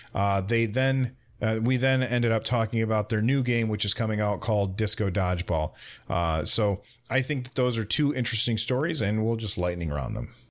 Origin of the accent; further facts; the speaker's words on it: United States; I'm an American